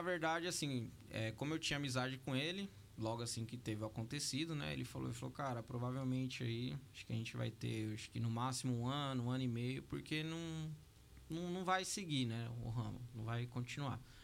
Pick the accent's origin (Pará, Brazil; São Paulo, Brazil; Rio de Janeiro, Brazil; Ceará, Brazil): São Paulo, Brazil; Ferraz de Vasconcelos; sou de Ferraz de Vasconcelos